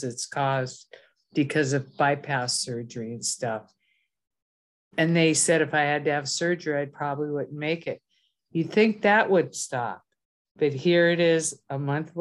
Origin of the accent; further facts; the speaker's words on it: Minnesota, United States; moved away; I'm originally from Minnesota.